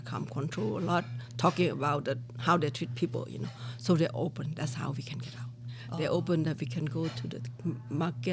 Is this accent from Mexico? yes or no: no; Laos; English is a second language; moved away as an adult; now in Las Vegas, United States; I am refugee from Laos, since Vietnam War.